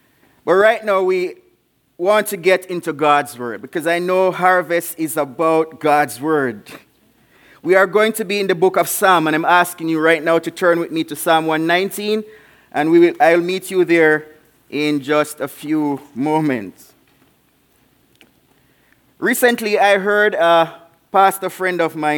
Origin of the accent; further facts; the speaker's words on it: Jamaica; also born or lived in Davenport, Iowa; now in Spanish Town, Jamaica; I'm from Jamaica